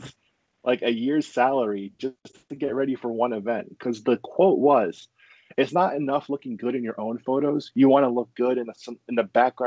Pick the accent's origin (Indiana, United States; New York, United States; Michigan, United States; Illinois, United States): New York, United States; I'm from New York.